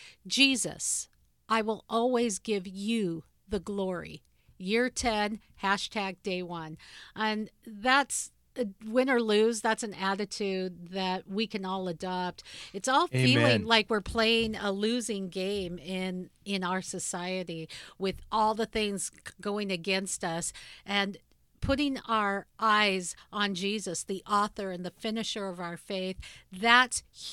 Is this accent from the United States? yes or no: yes; New Orleans, Louisiana, United States; I was born in New Orleans, Louisiana